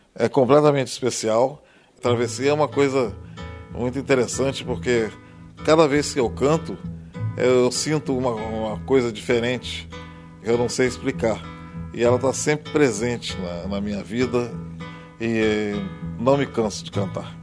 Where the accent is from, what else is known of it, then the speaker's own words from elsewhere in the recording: Três Pontas, Minas Gerais, Brazil; E eu lá fui criado em Três Pontas, em Minas